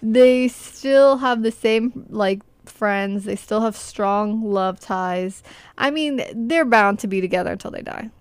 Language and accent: English; Arlington, Virginia, United States; my hometown